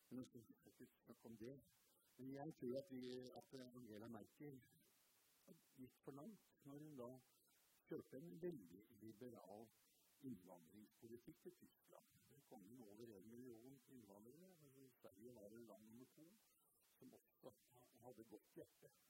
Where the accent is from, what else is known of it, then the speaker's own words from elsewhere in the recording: Hungary; now in Norway; Og det er fordi jeg kommer fra Ungarn i 1956, og vi hører stadig vekk om Viktor Orban